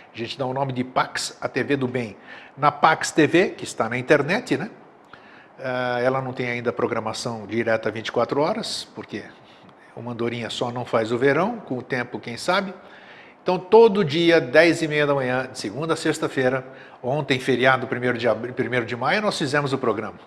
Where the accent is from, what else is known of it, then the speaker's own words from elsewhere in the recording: Greece; now in Florianópolis, Brazil; eu sou grego de nascença